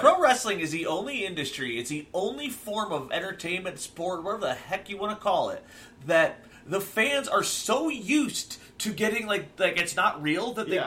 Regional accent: Akron, Ohio, United States; I'm from Akron

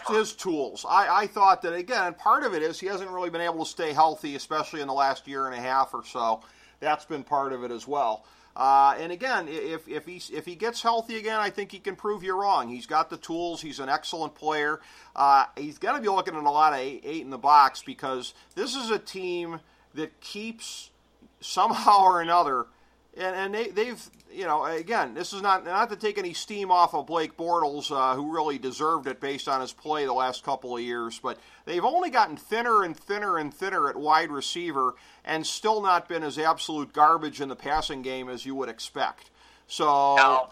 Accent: Ohio, United States; I'm from Ohio

